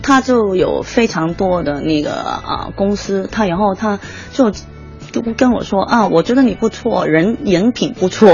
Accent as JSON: {"language": "Chinese", "country": "Hong Kong", "accent": "Hong Kong-accented Mandarin (港普)", "second_language": "Chinese", "moved": "as an adult", "lives_now": "Beijing, China", "said": "香港普通话"}